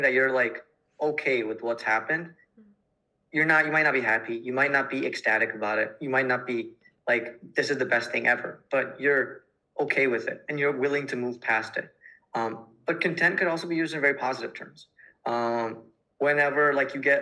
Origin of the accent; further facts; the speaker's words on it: United States; being an Indian American